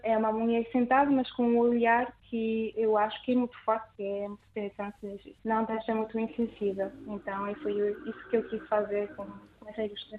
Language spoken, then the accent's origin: Portuguese; France; accent: French; Portuguese is a second language; moved away as an adult; now in Lisbon, Portugal; eu nasci em França e tenho avós portugueses